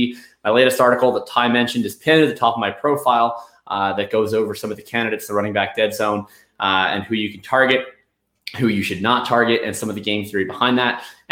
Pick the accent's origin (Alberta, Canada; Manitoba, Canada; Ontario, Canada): Manitoba, Canada; Winnipeg; I'm from Winnipeg. I'm a Métis person from Red River Colony.